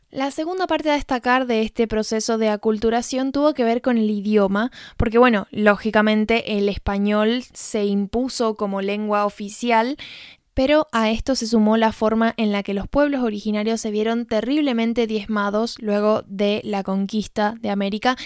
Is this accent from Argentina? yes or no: yes; San Juan, Argentina; moved away; mi perspectiva como argentina